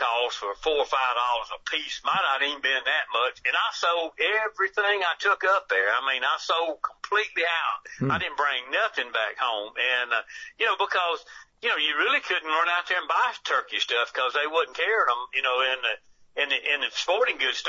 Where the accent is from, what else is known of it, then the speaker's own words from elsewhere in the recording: Alabama, United States; I grew up in Alabama